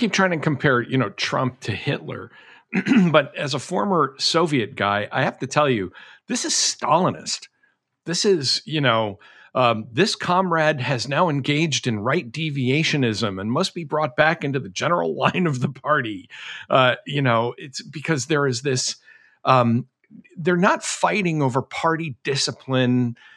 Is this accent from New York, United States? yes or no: no; Massachusetts, United States; when I was a kid growing up in Massachusetts